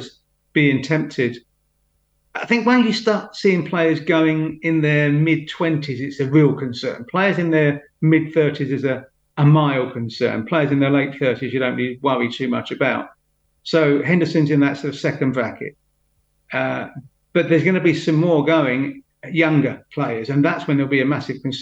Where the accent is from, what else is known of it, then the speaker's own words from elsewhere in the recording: London, United Kingdom; also born or lived in Huddersfield; as a Londoner